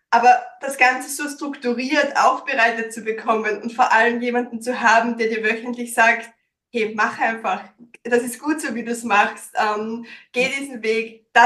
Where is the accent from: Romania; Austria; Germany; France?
Austria; Styria; now in Vienna, Austria; Ich bin ursprünglich aus der Steiermark, bin vor zehn Jahren nach Wien gekommen, deswegen auch teilweise so ein bisschen ein Dialektmischmasch